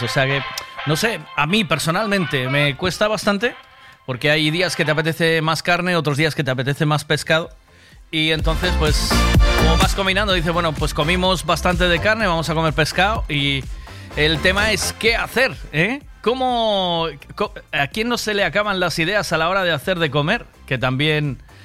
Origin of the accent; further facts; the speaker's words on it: Tui, Galicia, Spain; Yo soy de Tui